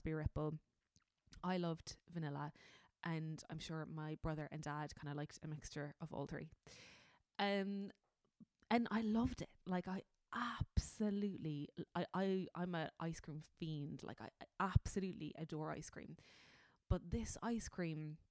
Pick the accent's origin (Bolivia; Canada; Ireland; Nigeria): Ireland; Cork, Munster; I'm from Cork.